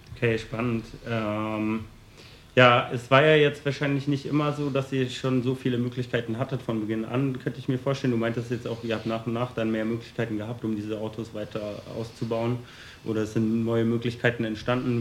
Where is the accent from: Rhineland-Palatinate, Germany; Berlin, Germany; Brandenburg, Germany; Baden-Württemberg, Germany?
Berlin, Germany; ich komme ja aus Berlin